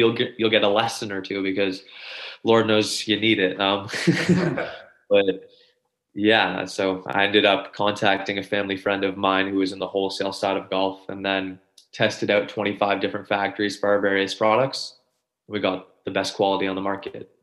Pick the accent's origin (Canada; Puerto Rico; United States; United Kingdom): Canada; I'm 24 years old, and I'm from Canada.